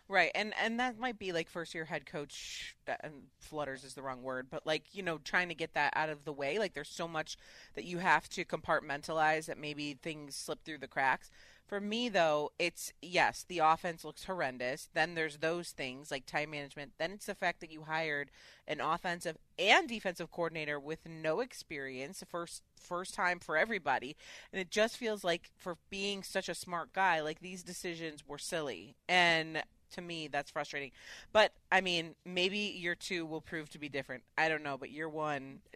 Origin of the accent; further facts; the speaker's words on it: Chicago, Illinois, United States; now in Connecticut, United States; I live in Connecticut and I'm from Chicago